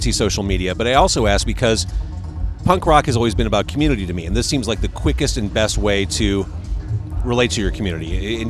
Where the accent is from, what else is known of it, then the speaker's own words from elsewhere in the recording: Chicago, Illinois, United States; I'm a Chicagoan.